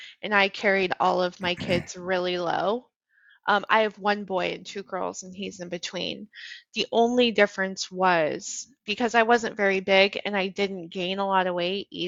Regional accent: Colorado, United States; moved away; I'm from Colorado

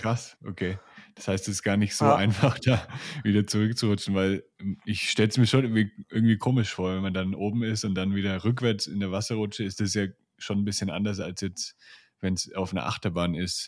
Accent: near Nuremberg, Bavaria, Germany; ich komme aus der Nähe von Nürnberg

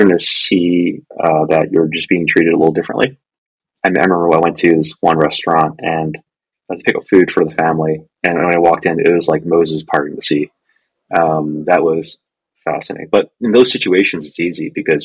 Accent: Hong Kong; moved away; I'm Chinese. I'm originally from Hong Kong.

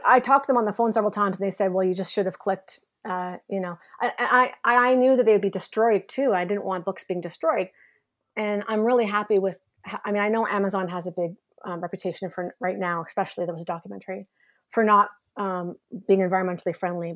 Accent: Canada; also born or lived in Kingston / Toronto; now in Montreal, Canada; I'm really proud Canadian

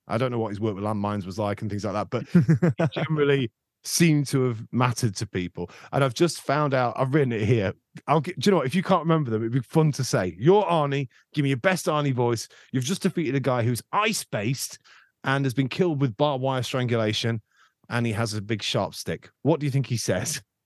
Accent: Skegness, East Midlands, United Kingdom; growing up in Skeg, um, the junior school I was

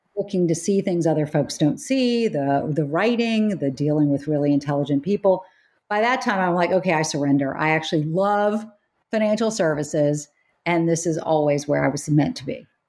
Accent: United States; moved away as an adult; also born or lived in North Carolina / South Carolina; growing up in South Carolina and North Carolina

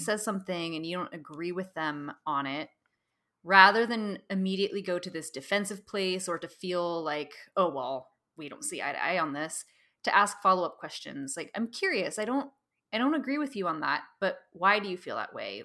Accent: Pacific Northwest, United States; now in San Francisco, United States; I grew up in the Pacific Northwest

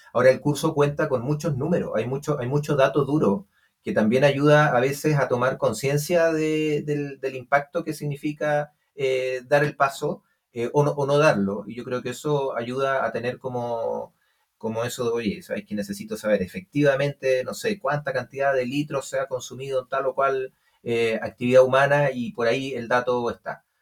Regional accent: Santiago, Santiago Metropolitan, Chile; also born or lived in Alto Palena; Yo nací en Santiago, pero viví mis cuatro años en un pueblo que se llama Alto Palena

